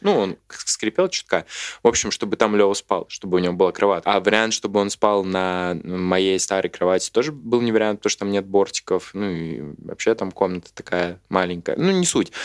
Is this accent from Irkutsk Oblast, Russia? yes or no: no; Smolensk, Smolensk Oblast, Russia; now in Moscow, Russia; города Смоленска, откуда я родом, и вся моя семья, соответственно.